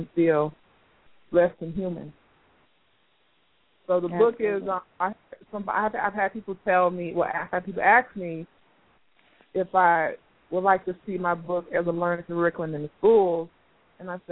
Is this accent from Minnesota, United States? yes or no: no; Miami, Florida, United States; I grew up in Miami, grew up poor